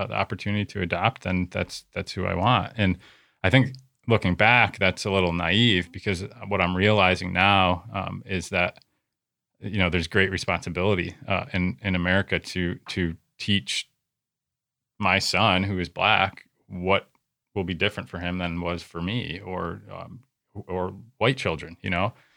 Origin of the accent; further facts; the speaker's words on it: United States; as a American Christian churchgoer at a big church